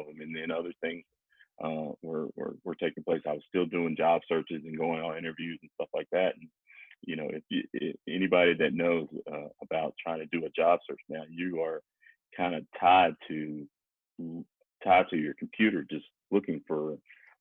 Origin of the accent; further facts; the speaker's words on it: North Carolina, United States; also born or lived in Denver / New York; now in Charlotte, United States; I'm originally from North Carolina, and my family's in Laurinburg, which is about two hours away from here